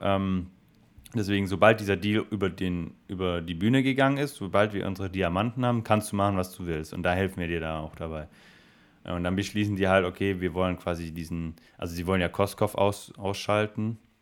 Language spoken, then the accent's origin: German; Swabia, Germany; ich bin Schwabe